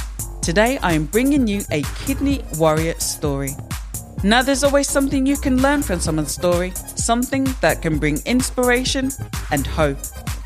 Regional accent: Birmingham, West Midlands, United Kingdom; Birmingham born and bred.

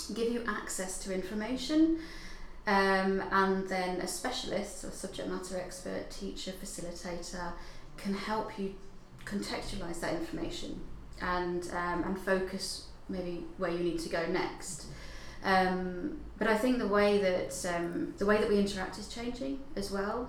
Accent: Hertfordshire, East of England, United Kingdom; moved away as an adult; also born or lived in Dundee; I'm originally from Hertfordshire.

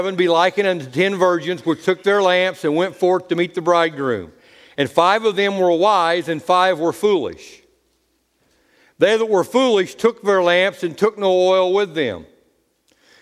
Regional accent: United States; I'm an American. I have a birth certificate.

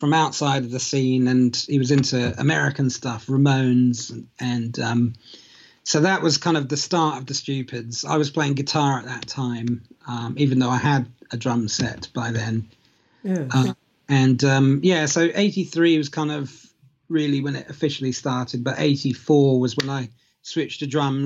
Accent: England, United Kingdom; also born or lived in United States; I was born in America and went to a couple of years of kindergarten there before moving back to England way back in the 70s

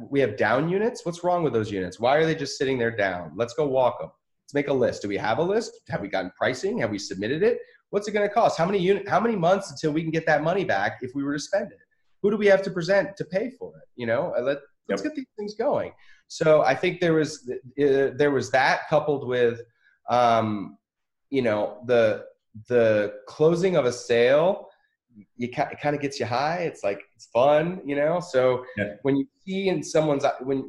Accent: New York City, New York, United States; moved away; also born or lived in the South; I was born in Manhattan, New York

